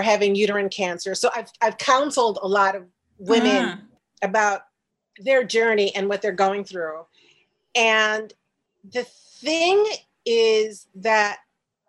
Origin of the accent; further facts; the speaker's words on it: Chicago, Illinois, United States; moved away as an adult; also born or lived in New York; my hometown of Chicago